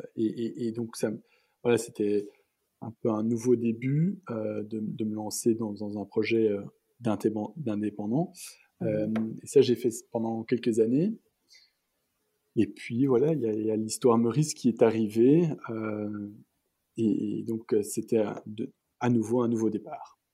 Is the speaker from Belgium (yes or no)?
yes; Antwerp, Flanders, Belgium; moved away as an adult; also born or lived in Brussels / California; je suis né à Anvers. Mes parents euh, ont, toujours vécu à Anvers, donc je, suis né là-bas et j'ai mhm. étudié là-bas euh, jusqu'à mes secondaires